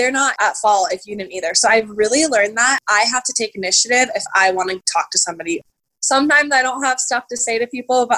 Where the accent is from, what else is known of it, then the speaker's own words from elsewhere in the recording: Las Vegas, Nevada, United States; I'm from Las Vegas, so it's a big city, but it's also a pretty small town when it comes to knowing people